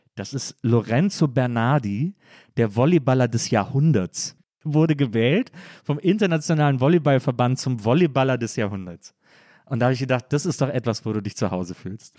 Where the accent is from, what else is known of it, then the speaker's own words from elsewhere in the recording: Wesseling, North Rhine-Westphalia, Germany; also born or lived in Bonn; ich bin ja äh, in Wesseling groß geworden